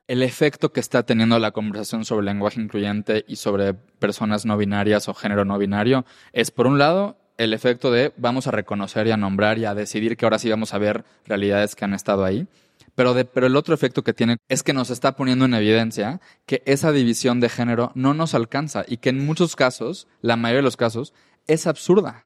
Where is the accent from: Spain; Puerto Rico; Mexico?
Mexico; Yucatán; first language Spanish; yo soy de Yucatán, donde se usan palabras en maya y las españolizamos